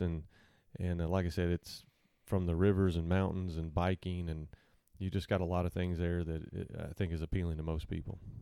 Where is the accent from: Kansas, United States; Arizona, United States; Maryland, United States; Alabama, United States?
Kansas, United States; Salina; moved away as an adult; now in Arkansas, United States